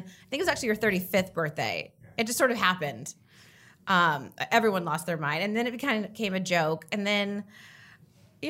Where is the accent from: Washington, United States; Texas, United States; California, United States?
California, United States; Orange County; I grew up in Orange County